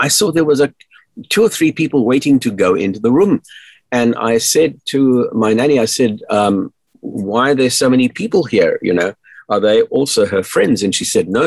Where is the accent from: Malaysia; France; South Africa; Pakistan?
South Africa; I grew up in South Africa during the dark days of apartheid